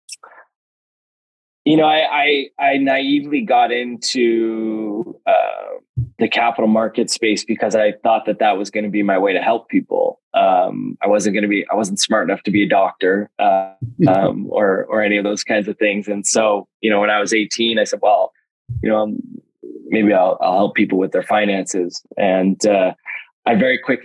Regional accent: West Coast, Canada; I grew up on the West Coast

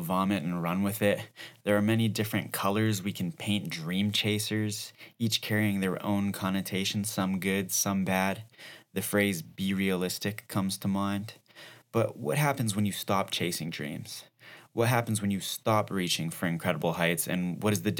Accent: Calgary, Alberta, Canada; I'm from Calgary

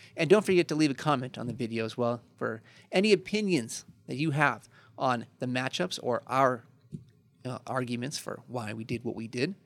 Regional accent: Chicago, Illinois, United States; I'm from Chicago

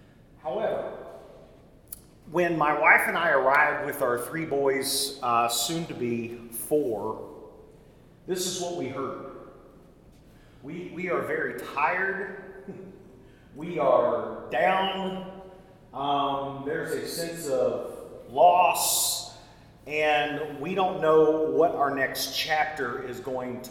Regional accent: Tennessee, United States; now in Dallas, United States; our family farm in the middle of Tennessee

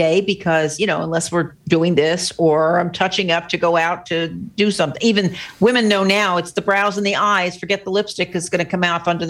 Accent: California, United States; As a Californian

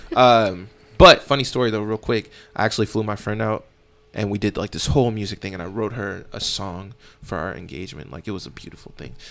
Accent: Katy, Texas, United States; I grew up in Katy

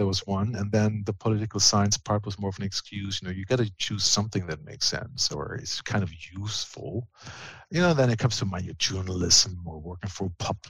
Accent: Germany; I was big into sports, and being German, of course, you start with soccer.

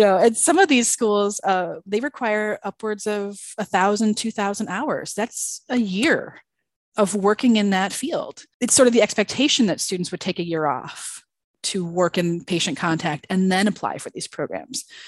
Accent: outside of Chicago, Illinois, United States; moved away; I grew up outside of Chicago, so nice cold Illinois

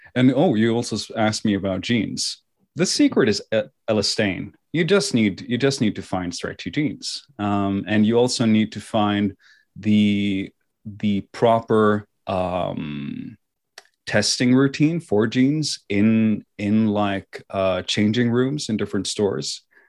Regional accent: Oslo, Norway; also born or lived in China; I was raised, born and raised here in Oslo, Norway.

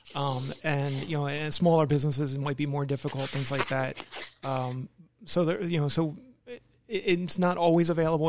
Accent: Maryland, United States; moved away; I grew up in the Maryland area

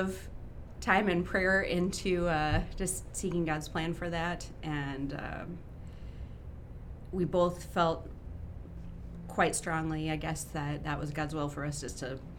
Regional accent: Rochester, Minnesota, United States; also born or lived in South Dakota; I grew up in Rochester, went to RCLS and then to John Marshall

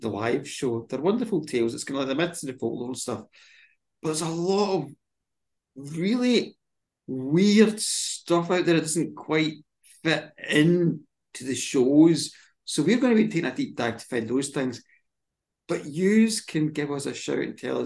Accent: Glasgow, Scotland, United Kingdom; moved away; I'm also the Glaswegian guy who stands up in the Crane Bar

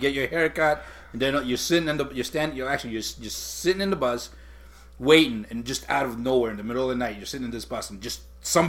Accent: Puerto Rico; moved away; I grew up in Puerto Rico.

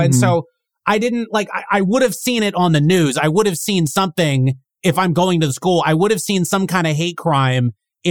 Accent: Northern Virginia, United States; I grew up in Northern Virginia around DC

